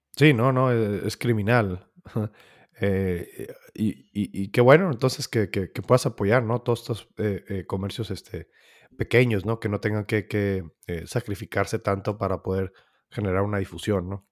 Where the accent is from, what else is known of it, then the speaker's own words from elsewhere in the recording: Mexico; nosotros somos mexicanos